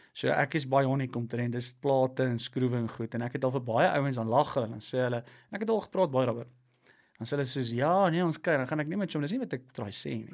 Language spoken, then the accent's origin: Afrikaans; Klerksdorp, North West, South Africa; Ek kom van Klersop af